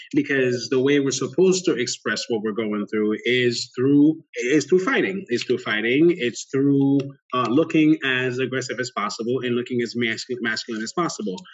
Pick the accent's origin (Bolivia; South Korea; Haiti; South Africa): Haiti; Port-au-Prince, Ouest; moved away; I grew up in Port au Prince, Haiti. My family is Haitian.